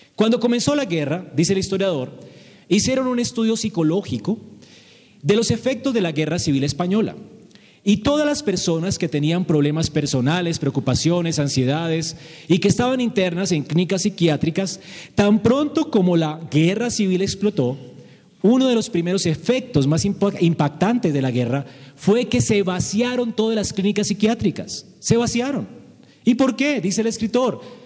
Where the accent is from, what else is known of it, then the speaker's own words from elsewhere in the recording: Bogotá, Colombia; Como bogotanos